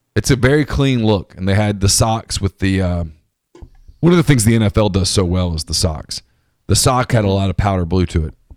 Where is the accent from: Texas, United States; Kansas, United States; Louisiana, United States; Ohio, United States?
Louisiana, United States; North; I grew up in North Louisiana